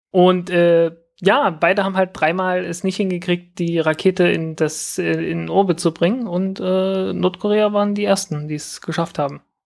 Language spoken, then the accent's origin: German; Zeitz, Saxony-Anhalt, Germany; meiner Heimatstadt Zeitz